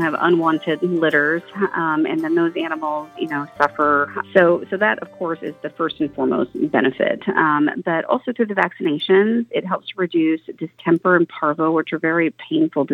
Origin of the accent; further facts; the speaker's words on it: Oklahoma, United States; now in Oregon, United States; I was raised in Oklahoma